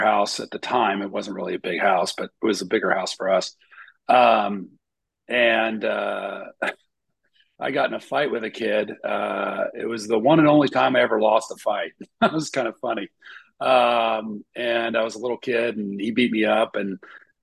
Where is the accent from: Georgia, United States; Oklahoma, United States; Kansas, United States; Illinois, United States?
Oklahoma, United States; Oklahoma City; moved away; grew up in Oklahoma City, Oklahoma